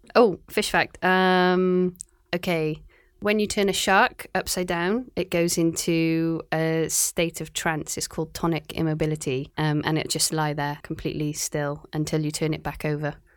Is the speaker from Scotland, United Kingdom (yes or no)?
no; Cardiff, Wales, United Kingdom; also born or lived in Aberystwyth, Wales; now in Shanghai, China; I'm from Cardiff in Wales